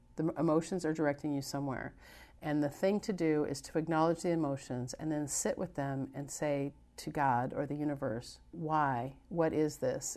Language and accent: English; United States